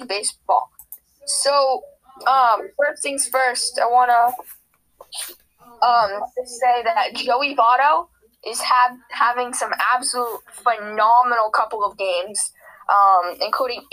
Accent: Boston, Massachusetts, United States; my hometown team, Bruins

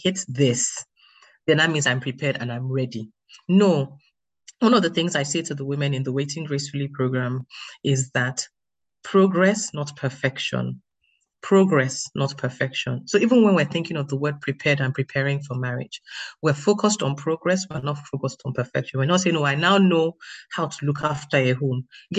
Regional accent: Nigeria; now in United Kingdom; I'm Nigerian. I live in the UK, so I'm sort of, they say I'm British Nigerian

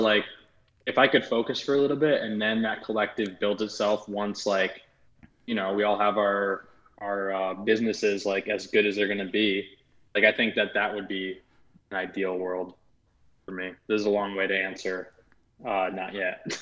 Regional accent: outside of New York, United States; moved away as an adult; also born or lived in Los Angeles, United States; growing up outside of New York, having been there my whole life

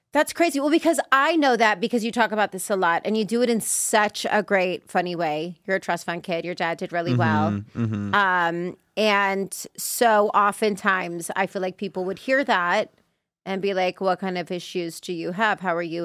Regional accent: Las Vegas, Nevada, United States; also born or lived in Los Angeles, United States; I'm from Vegas originally.

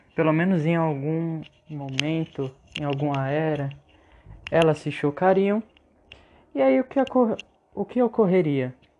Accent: Alagoas, Brazil; nós alagoanos, pelo menos eu sou alagoano

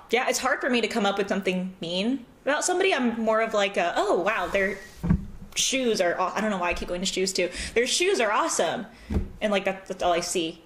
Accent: Southern California, United States; accent: American; now in St. Louis, United States; I was from California.

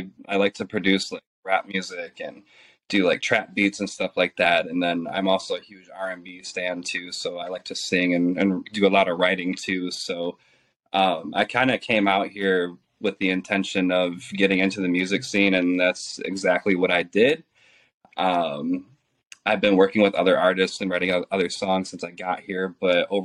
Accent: Detroit, Michigan, United States; now in Los Angeles, United States; So I'm originally from Detroit, Michigan. I've been an LA resident for about 5 years now

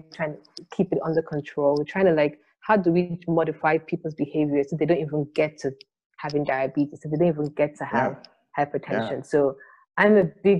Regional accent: Nigeria; I'm Nigerian

